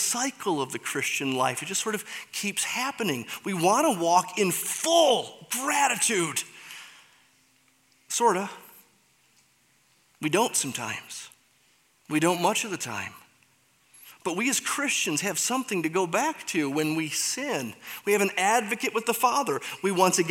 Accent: Michigan, United States; I'm from Michigan, so get it. That's how you say it there.

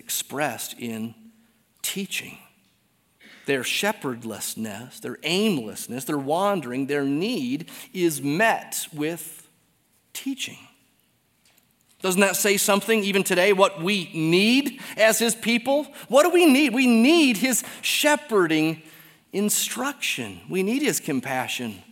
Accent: Detroit, Michigan, United States; moved away; I'm from Detroit

